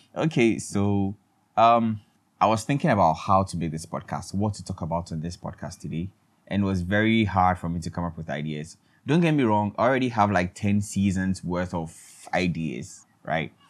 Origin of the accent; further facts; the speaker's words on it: Ghana; I'm in Ghana, everybody, and I'm a Ghanaian.